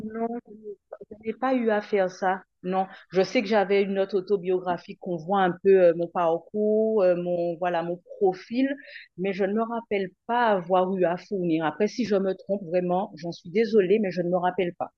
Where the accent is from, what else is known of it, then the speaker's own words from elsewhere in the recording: Guadeloupe; rester en Guadeloupe